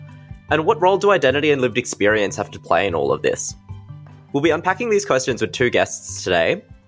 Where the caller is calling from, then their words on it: Melbourne, Victoria, Australia; I'm a fresh out of uni graduate and a young Chinese Australian. I'm recording from Wurundjeri country.